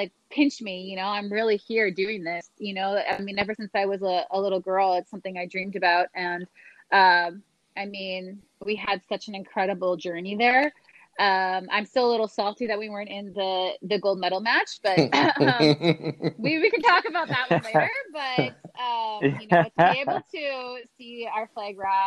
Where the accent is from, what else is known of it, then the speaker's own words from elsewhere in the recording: Green Bay, Wisconsin, United States; I'm from Green Bay, Wisconsin